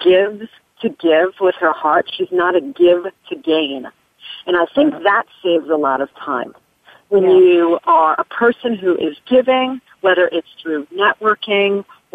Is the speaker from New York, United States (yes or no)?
no; near Hartford, Connecticut, United States; I grew up in Connecticut, right near Hartford